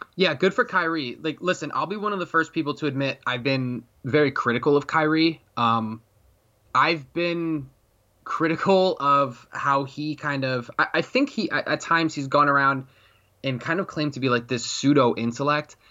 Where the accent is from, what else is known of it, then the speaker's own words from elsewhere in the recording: Connecticut, United States; that's my home state